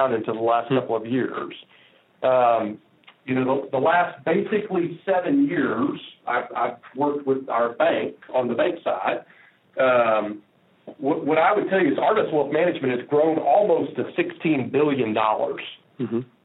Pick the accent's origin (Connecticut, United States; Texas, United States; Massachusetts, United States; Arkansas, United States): Arkansas, United States; Little Rock; I was born and raised in Little Rock.